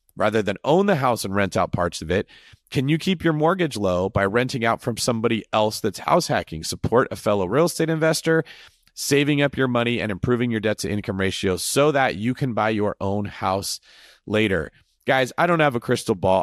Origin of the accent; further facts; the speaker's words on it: Northern California, United States; I am from Northern California, where apparently this word originated. I grew up my whole life in that area